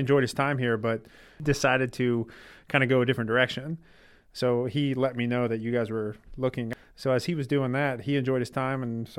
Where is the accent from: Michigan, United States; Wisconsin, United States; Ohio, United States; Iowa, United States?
Ohio, United States; Middletown; So I grew up in Middletown, Ohio. Went to Dayton for undergrad and then ended up down at Mount St. Joe for PT school